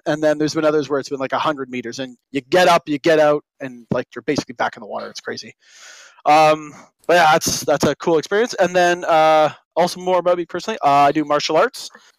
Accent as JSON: {"language": "English", "town": "Oakville", "region": "Ontario", "country": "Canada", "tie": "born or raised there", "said": "So I grew up in Oakville. That was my hometown."}